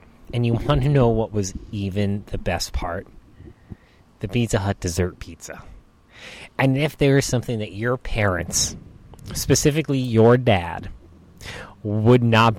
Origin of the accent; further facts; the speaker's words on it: New Hampshire, United States; also born or lived in Boston; I grew up in New Hampshire.